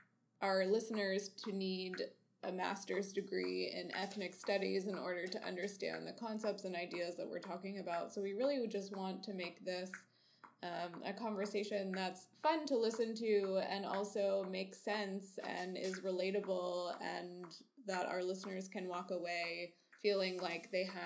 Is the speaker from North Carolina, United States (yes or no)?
yes; North Carolina, United States; I am also from North Carolina. And I grew up in a mostly white, middle-class area